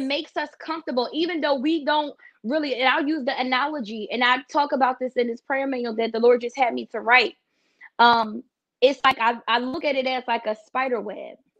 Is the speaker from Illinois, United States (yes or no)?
no; Philadelphia, Pennsylvania, United States; moved away; I'm originally from Philadelphia